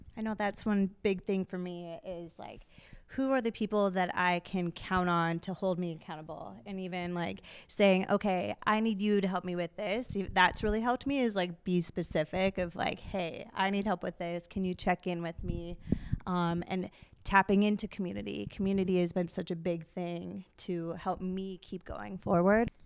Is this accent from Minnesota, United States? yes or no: yes; Minneapolis, Minnesota, United States; moved away as an adult; now in Duluth, United States; I grew up here in the Twin Cities, but I live up in Duluth